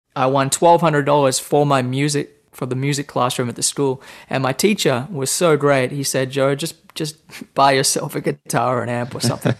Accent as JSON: {"language": "English", "area": "Temagog", "region": "New South Wales", "country": "Australia", "tie": "born or raised there", "moved": "yes", "lives_now": "Nashville, United States", "said": "I grew up in Australia, the state of New South Wales, in a small town right between Sydney and Brisbane on the east coast. So the town is called Temagog"}